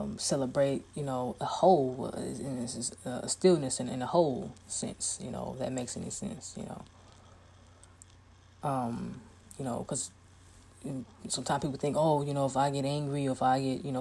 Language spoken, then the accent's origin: English; Chicago, Illinois, United States; I'm from Chicago, so I can walk anywhere and not be afraid of anything and nobody. All I got to do is say, I'm from Chi-Town. I'm from the south side of Chicago.